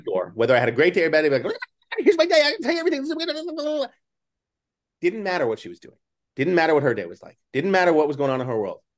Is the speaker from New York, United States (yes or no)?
yes; New York City, New York, United States; also born or lived in Manhattan, New York City; I grew up in Staten Island, even though I was a city kid, and I went to high school in the city